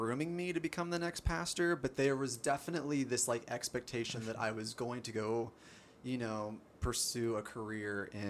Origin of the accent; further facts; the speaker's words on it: Columbus, Ohio, United States; So I grew up on the west side of Columbus.